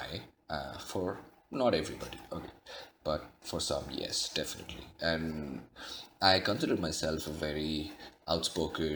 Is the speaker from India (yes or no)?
yes; India; moved away; Growing up in India, I was used to eating my food with my hands